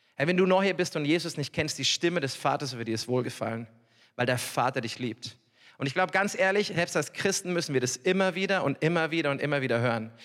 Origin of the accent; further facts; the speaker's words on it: Upper Palatinate, Bavaria, Germany; also born or lived in Norway; ich komme wirklich aus der Oberpfalz